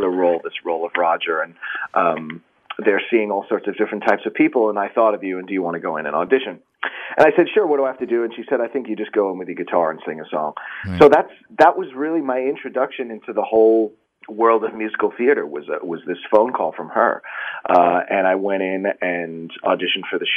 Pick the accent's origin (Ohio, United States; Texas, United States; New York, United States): New York, United States; Long Island; also born or lived in Bronx, New York / Manhattan, New York; I was born in the Bronx. And grew up on Long Island and in Manhattan